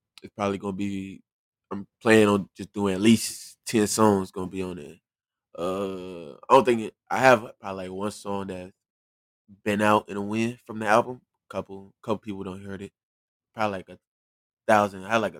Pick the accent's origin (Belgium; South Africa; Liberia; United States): Liberia; also born or lived in Sierra Leone; Look, I was born in Freetown, Sierra Leone, but I'm Liberian.